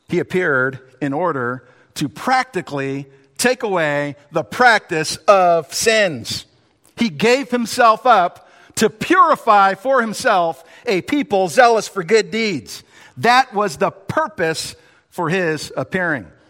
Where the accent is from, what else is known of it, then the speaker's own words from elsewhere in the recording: New York, United States; born there; You know, I was born in New York